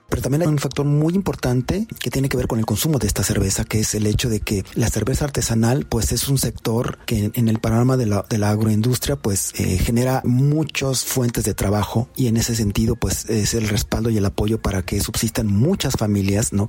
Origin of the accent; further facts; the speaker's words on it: Mexico; lo que somos nosotros como mexicanos